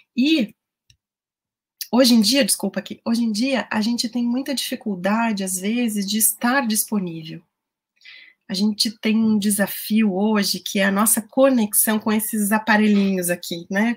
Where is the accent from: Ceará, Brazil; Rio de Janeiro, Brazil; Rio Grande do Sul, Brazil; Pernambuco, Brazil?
Rio Grande do Sul, Brazil; eu falo para vocês do Rio Grande do Sul, eu sou gaúcha